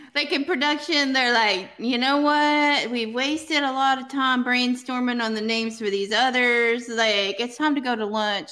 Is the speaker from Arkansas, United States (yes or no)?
yes; Arkansas, United States; I'm from Arkansas